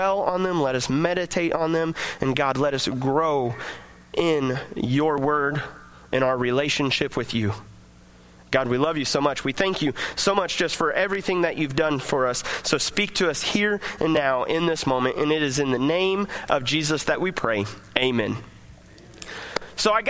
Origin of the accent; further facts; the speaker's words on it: United States; we get to celebrate our freedom as American citizens